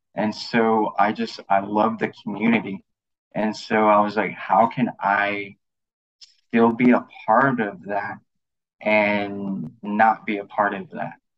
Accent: Lafayette, Louisiana, United States; moved away as an adult; also born or lived in California; my background is I'm from Lafayette, Louisiana

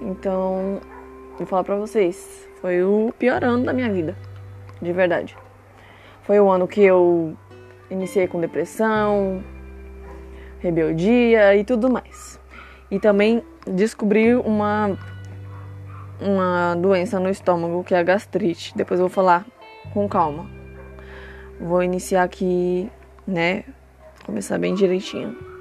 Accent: Franco da Rocha, São Paulo, Brazil; eu nasci em Franco da Rocha, lá também, eu sempre fui pra igreja

